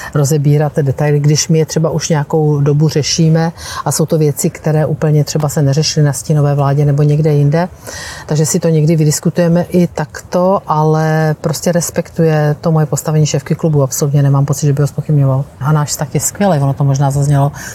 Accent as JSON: {"language": "Czech", "region": "South Moravian Region", "country": "Czechia", "moved": "as an adult", "lives_now": "Prague, Czechia", "said": "Já jsem se z Jižní Moravy"}